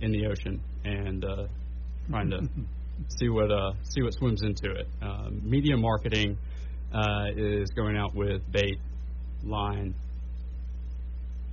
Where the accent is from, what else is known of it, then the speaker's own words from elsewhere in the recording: Shreveport, Louisiana, United States; also born or lived in Ruston, Louisiana / Bossier City, Louisiana; I am a native of the Shreveport-Bossier area. I was born at Bossier City General, which no longer exists